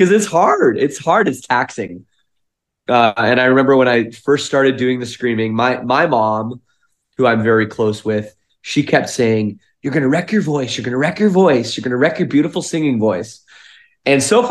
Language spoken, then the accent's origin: English; Toronto area, Ontario, Canada; we're from the Toronto area of Canada